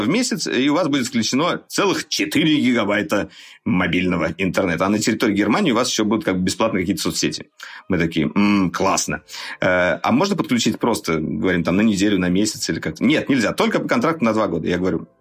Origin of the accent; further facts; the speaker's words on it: Russia; Мы, журналисты из России, приехали вот э, на ИФУ